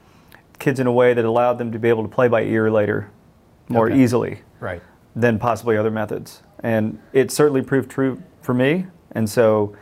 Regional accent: College Station, Texas, United States; being from where we're from and growing up in College Station, which is largely a rural place.

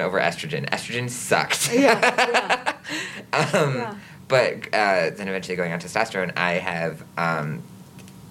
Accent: Green Bay, Wisconsin, United States; I was born and raised in Green Bay

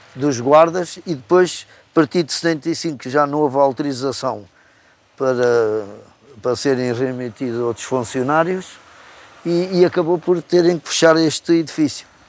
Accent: Tomar, Centro, Portugal; moved away; Eu sou de Tomare. Sou natural de Tomare.

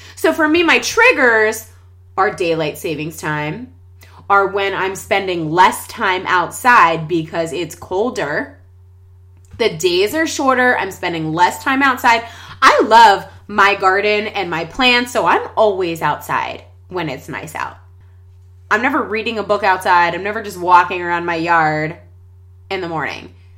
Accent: Pittsburgh, Pennsylvania, United States; We're from Pittsburgh, Pennsylvania

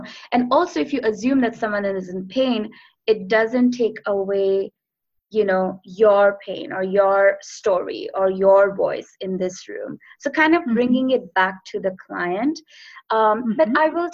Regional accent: India; moved away as an adult; I come from India

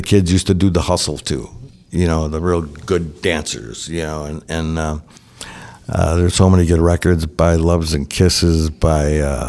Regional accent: Brooklyn, New York, United States; We're from Brooklyn, though. We know how to dance this funk stuff

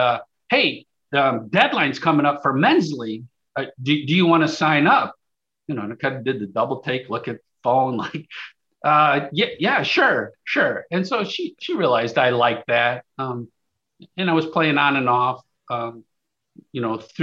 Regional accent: Chicago, Illinois, United States; I was born and raised in the Northwest suburbs of Chicago

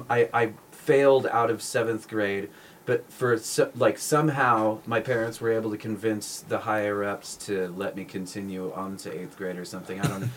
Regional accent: Huntington Beach, California, United States; also born or lived in San Francisco; now in Long Beach, United States; So I was born and raised in Huntington.

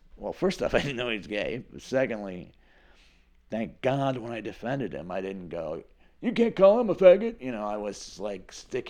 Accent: Northeast, United States; I'm from the Northeast. I'm a straight man.

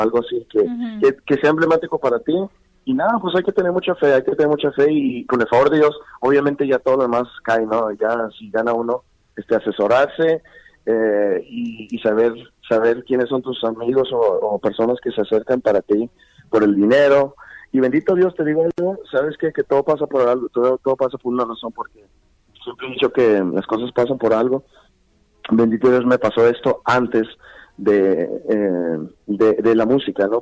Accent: El Paso, Texas, United States; also born or lived in Pittsburg, California; nací en California, en, en uh, Bay Area. Uh en California, en Pittsburgh, es el, en, en Bay Area. Y de allá me vine con los ocho años, o sea, a, al Paso, Texas

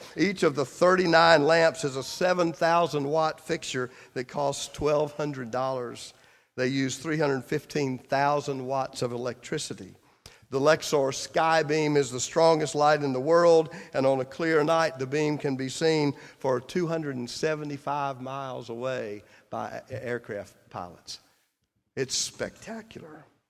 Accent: Clinton, South Carolina, United States; moved away as an adult; my hometown newspaper, Clinton, South Carolina.

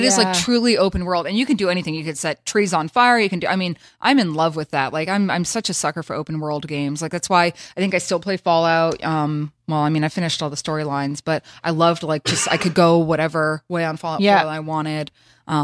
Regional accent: the South, United States; I'm from the South.

